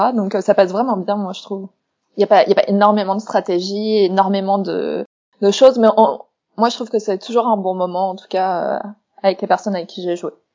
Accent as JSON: {"language": "French", "town": "Strasbourg", "region": "Grand Est", "country": "France", "tie": "born or raised there", "moved": "yes", "said": "Strasbourg dedans et c'est ma ville natale"}